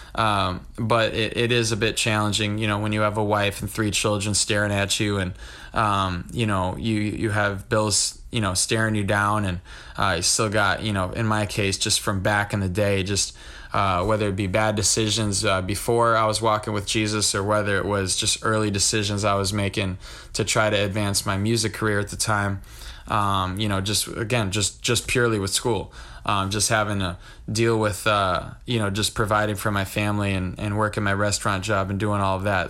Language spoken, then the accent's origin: English; Wisconsin, United States; I'm from Wisconsin